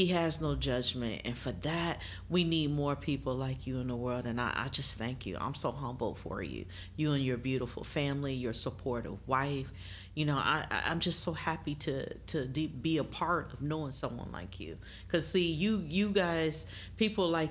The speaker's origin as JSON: {"language": "English", "region": "Michigan", "country": "United States", "said": "I'm from Michigan and I'm a big time Michigan fan."}